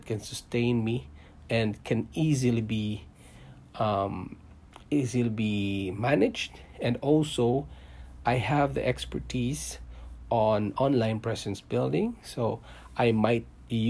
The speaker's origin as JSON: {"language": "English", "country": "Philippines", "tie": "born or raised there", "also_born_or_lived": "Singapore", "moved": "as an adult", "lives_now": "Canada", "said": "I came from Philippines, guys. I was born there."}